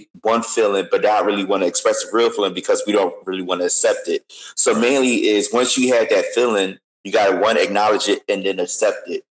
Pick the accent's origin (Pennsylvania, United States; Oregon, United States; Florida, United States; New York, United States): Pennsylvania, United States; Philadelphia; was 15 years old, growing up in Philly